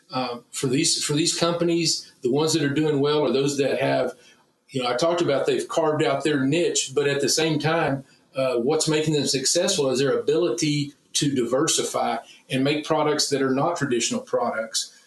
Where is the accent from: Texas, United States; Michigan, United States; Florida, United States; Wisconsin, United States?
Texas, United States; as a Texan first and as a, a meat scientist